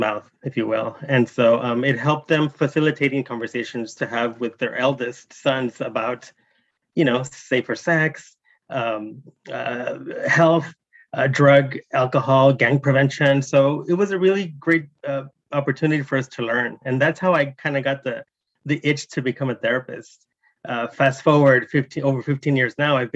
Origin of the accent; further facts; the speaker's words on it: Oakland, California, United States; moved away as an adult; now in Los Angeles, United States; I grew up in the 80s around the HIV and AIDS epidemic in East Oakland.